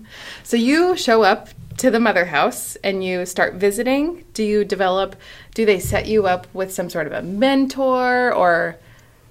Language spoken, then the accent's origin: English; Omaha, Nebraska, United States; I'm from Omaha, and I was fortunate enough to attend Catholic schools all the way through